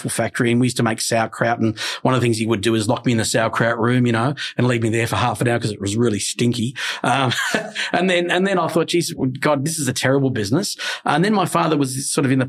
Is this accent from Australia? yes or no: yes; Australia; when I was a kid, growing up in an Italian family, of course, because we were very Italian. So of course, as a kid, you gravitate towards Australian food